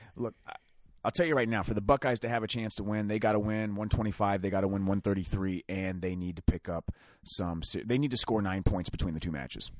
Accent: Ohio, United States; We're from Ohio

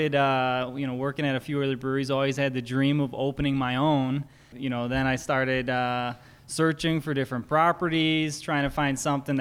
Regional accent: Hickory Hills, Illinois, United States; I grew up in Hickory Hills, like less than a mile away. My parents still live there

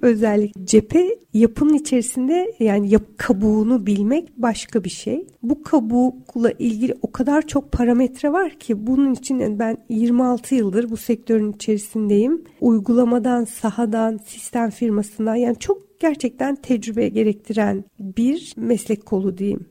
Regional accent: Antalya, Turkey; now in Istanbul, Turkey; Ben şimdi Antalya'da büyüdüm

